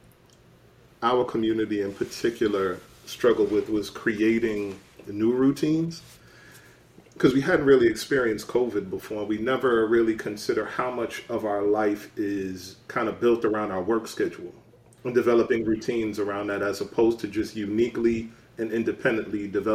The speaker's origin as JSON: {"language": "English", "town": "New York City", "region": "New York", "country": "United States", "said": "my mom is a New Yorker. I'm a New Yorker"}